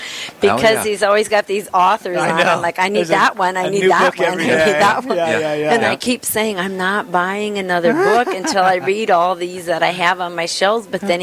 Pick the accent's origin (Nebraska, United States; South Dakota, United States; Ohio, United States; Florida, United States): South Dakota, United States; Aberdeen; also born or lived in Iowa City; now in Bismarck, United States; We grew up in Aberdeen, both of us did.